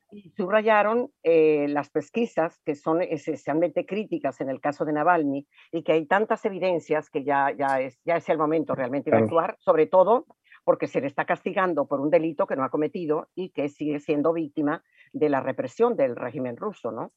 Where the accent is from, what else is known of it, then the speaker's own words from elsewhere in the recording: Venezuela; como venezolanos nos importa muchísimo